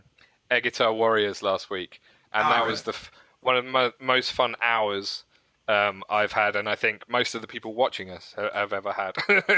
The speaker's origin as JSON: {"language": "English", "country": "United Kingdom", "said": "we're British guys."}